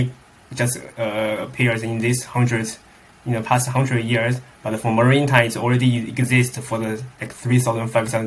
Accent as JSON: {"language": "English", "country": "China", "tie": "born or raised there", "moved": "as an adult", "lives_now": "Netherlands", "said": "my hometown is a very inland city"}